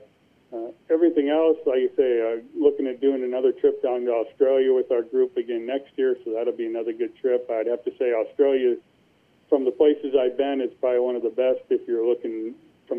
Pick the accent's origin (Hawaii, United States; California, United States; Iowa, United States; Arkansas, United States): Iowa, United States; Cedar Rapids; also born or lived in Marion, Iowa; my hometown in Cedar Rapids